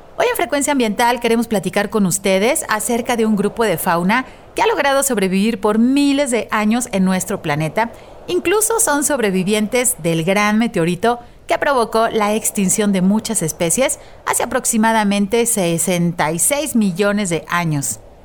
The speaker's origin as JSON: {"language": "Spanish", "country": "Mexico", "said": "como país, como mexicanos, somos muy afortunados"}